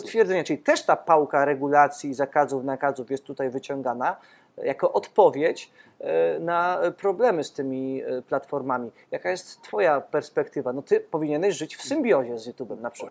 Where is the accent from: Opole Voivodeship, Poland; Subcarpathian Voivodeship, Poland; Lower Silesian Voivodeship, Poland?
Subcarpathian Voivodeship, Poland; Podkarpacie; ja też z Podkarpacia e, pochodzę